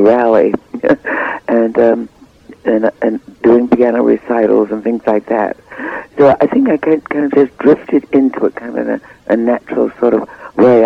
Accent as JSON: {"language": "English", "town": "New York City", "region": "New York", "country": "United States", "tie": "born or raised there", "also_born_or_lived": "Cleveland, Ohio", "said": "I was born in Cleveland, but raised in Harlem"}